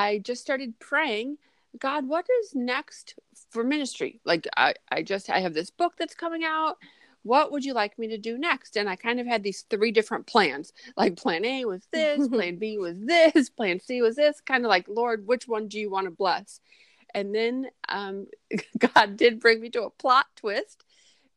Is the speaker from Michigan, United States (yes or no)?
yes; Grand Rapids, Michigan, United States; an international publisher that's located in Grand Rapids, Michigan, my hometown